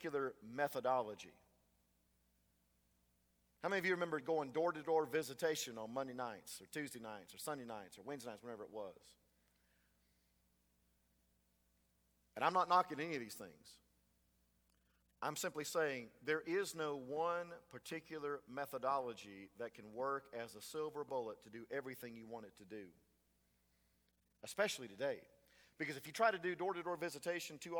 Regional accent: Frostproof, Florida, United States; growing up in Frostproof. I'm sure it was true here in Avon Park when I was growing up in Frostproof.

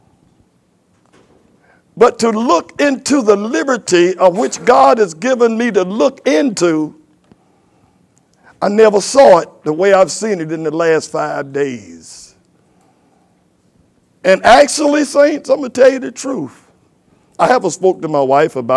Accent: United States; I'm from Carolina, and most of us men are men that came from here

